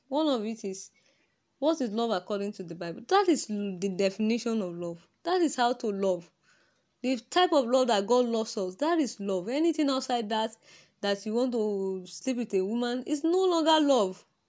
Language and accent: English; Nigeria; accent: Nigerian; My Nigeria accent.